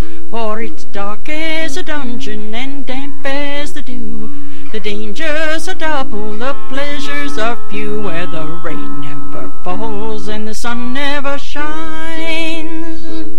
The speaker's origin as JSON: {"language": "English", "region": "West Virginia", "country": "United States", "tie": "born there", "said": "and I was born in West Virginia."}